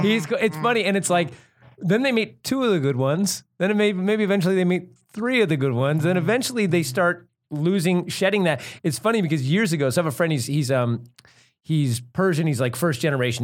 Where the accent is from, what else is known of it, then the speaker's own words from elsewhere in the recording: Bay Area, California, United States; also born or lived in Santa Cruz; We're from the Bay Area